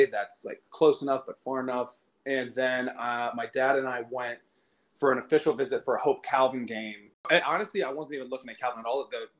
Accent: Canton, Ohio, United States; I grew up in Canton, Ohio, which is like northeastern Ohio

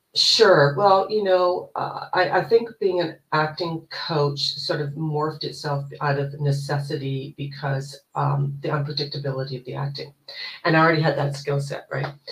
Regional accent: Canada; also born or lived in Toronto, Ontario; I am Canadian. I live in Toronto, Ontario.

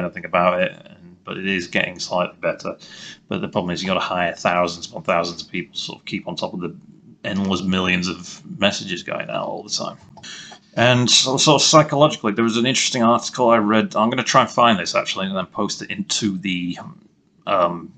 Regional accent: England, United Kingdom; me being English

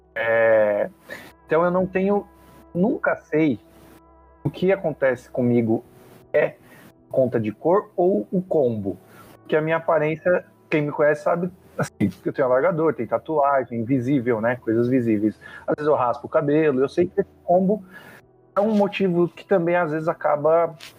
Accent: São Paulo, Brazil; tenho 35 anos, de São Paulo, capital

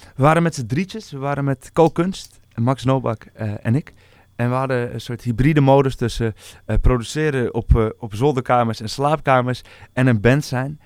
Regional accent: Amsterdam, North Holland, Netherlands; also born or lived in North Brabant; Geboren en getogen in Amsterdam

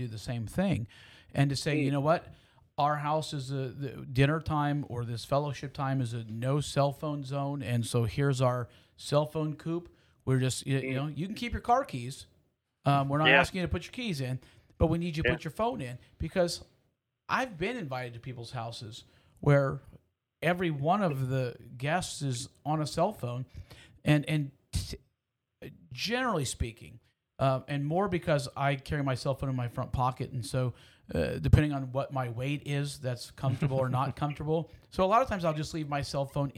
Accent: Houston, Texas, United States; I grew up in Houston.

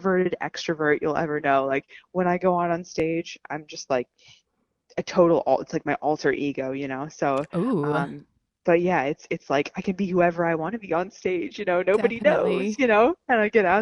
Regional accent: Allentown, Pennsylvania, United States; I'm from Allentown, Pennsylvania. I'm born and raised, and I'm still here

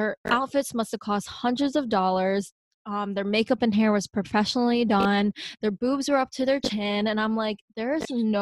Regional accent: Pennsylvania, United States; also born or lived in Seoul, South Korea; I am from Pennsylvania

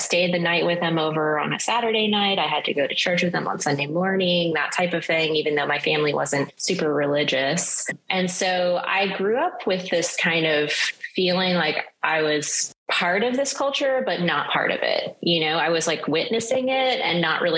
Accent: the South, United States; moved away; as someone growing up in the South

